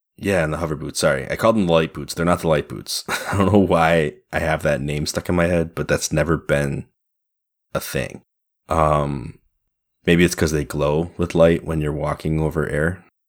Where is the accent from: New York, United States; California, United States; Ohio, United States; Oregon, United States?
New York, United States; we're all New Yorkers of a kind